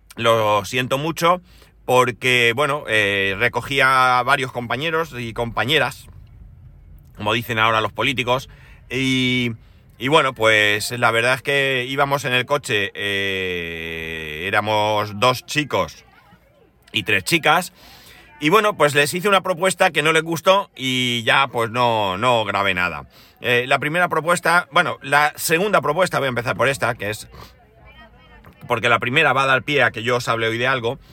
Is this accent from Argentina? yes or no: no; Spain; por aquí somos todos españoles